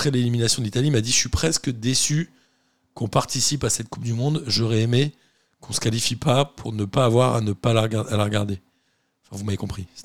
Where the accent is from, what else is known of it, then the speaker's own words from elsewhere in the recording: Belgium; Tout compte quand on est belge.